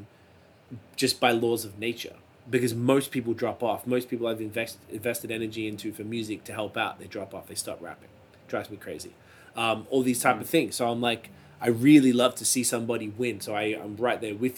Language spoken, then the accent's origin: English; Australia; now in Ontario, Canada; my whole life in Australia